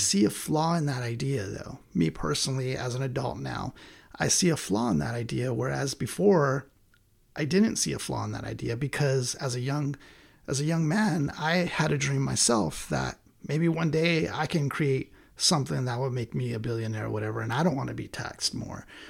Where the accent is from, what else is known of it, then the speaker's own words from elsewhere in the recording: United States; as American people